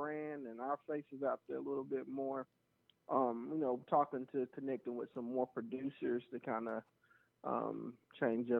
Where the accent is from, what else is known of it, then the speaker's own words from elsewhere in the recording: the South, United States; growing up in the South